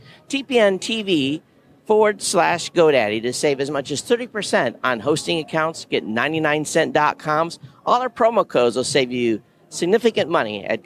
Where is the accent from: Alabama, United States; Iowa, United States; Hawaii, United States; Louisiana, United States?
Hawaii, United States; I'm from Hawaii, and it's always raining